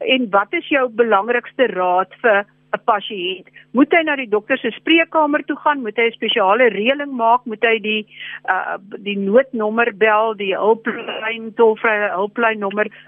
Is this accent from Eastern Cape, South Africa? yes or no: yes; Kirkwood, Eastern Cape, South Africa; moved away; ek sit op Kirkwood, dis my geboortedorp want ek is hier naby my ouers